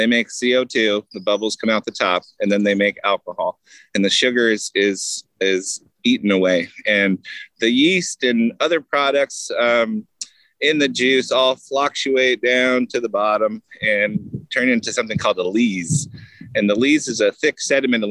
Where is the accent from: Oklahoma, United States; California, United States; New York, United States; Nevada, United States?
California, United States; Southern; moved away as an adult; now in Washington State, United States; I grew up in Southern California